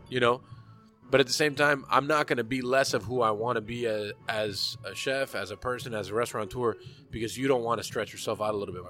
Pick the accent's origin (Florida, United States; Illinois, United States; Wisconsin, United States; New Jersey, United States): Florida, United States; Hialeah; I am a 35 year old American Cuban. I was born in Hialeah.